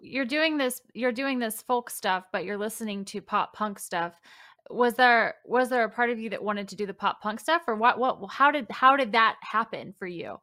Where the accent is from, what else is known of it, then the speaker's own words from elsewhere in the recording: Floyds Knobs, Indiana, United States; the town that I'm from, which was Floyd's Knobs